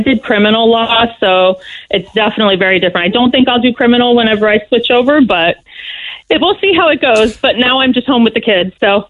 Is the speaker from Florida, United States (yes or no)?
yes; Florida, United States; moved away as an adult; also born or lived in Orlando, Florida; now in Ireland; I grew up in Florida and we lived in Orlando before we left